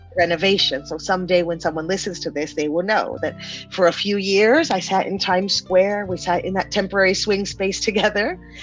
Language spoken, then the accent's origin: English; San Diego, California, United States; also born or lived in Panama; when we moved to the US, we moved to San Diego, right on the border with Mexico.